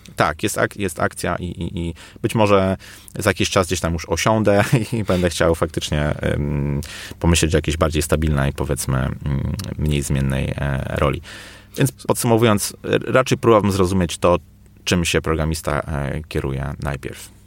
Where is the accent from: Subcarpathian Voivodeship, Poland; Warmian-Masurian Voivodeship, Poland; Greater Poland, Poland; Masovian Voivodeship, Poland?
Greater Poland, Poland; Poznań; u nas w Poznaniu